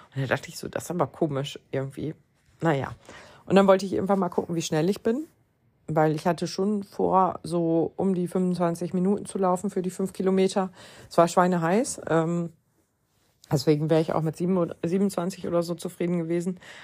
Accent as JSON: {"language": "German", "region": "Lower Saxony", "country": "Germany", "said": "Aber ich komme ja aus Niedersachsen"}